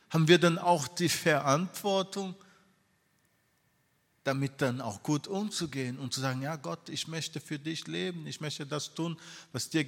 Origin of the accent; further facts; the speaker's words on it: Brazil; moved away; Ich bin äh, in Brasilien äh, groß geworden